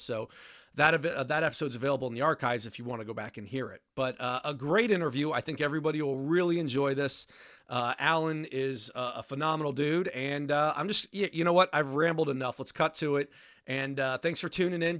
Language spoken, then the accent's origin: English; Washington, District of Columbia, United States; I grew up in Washington, D C